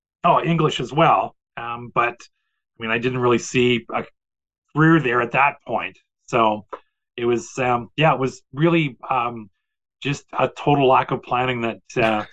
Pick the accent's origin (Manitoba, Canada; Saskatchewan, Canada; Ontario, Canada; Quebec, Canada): Manitoba, Canada; Portage la Prairie; I came from Portage, which has a population of 13,000, and I think the U of M at that time had a population of 25,000.